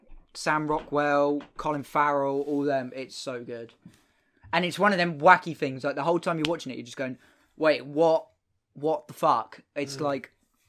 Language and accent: English; England, United Kingdom; obviously I am English.